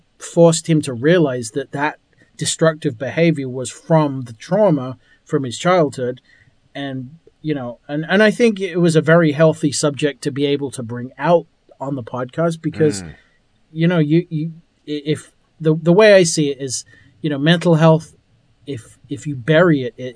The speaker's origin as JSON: {"language": "English", "region": "England", "country": "United Kingdom", "said": "I'm from England."}